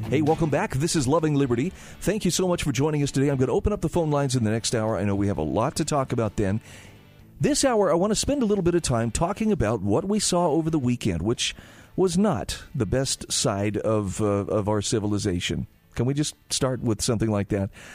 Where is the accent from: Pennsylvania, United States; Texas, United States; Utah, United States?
Utah, United States; my home state of Utah